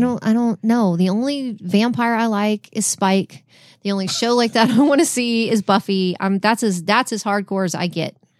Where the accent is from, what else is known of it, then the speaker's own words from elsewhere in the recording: Texas, United States; we're from Texas. We don't say Downton